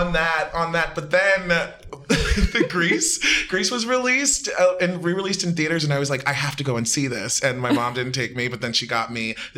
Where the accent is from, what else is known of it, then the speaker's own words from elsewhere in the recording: Baltimore, Maryland, United States; I'm from Baltimore. I'm from the east side of Baltimore.